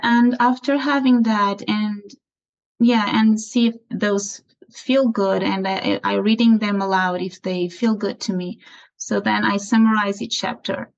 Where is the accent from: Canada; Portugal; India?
Portugal; also born or lived in Aveiro, Portugal; I'm from Portugal. I live in Aveiro, is a small city south of Porto